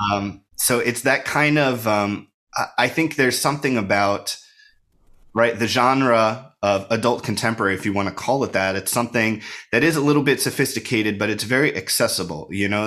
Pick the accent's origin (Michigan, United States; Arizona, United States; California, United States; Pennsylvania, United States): Pennsylvania, United States; Bucks County; moved away as an adult; also born or lived in Princeton area, New Jersey / New York; now in Philadelphia, United States; I grew up outside of Philadelphia